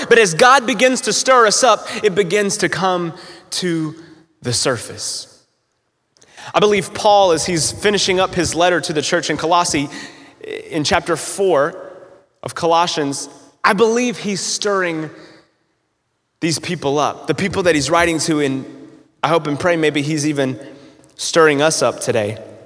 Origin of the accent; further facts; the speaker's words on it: North Carolina, United States; also born or lived in Florida / Evansville, Indiana; now in Newburgh, United States; I'm not originally from uh, Evansville, but I, I'm originally from North Carolina, so I'm a Southern boy